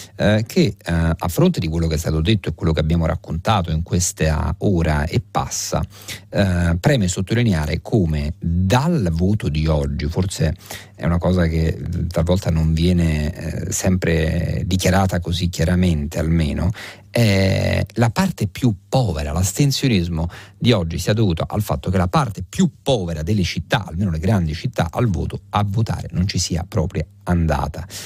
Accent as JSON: {"language": "Italian", "town": "Rome", "region": "Lazio", "country": "Italy", "said": "lo dico da romano"}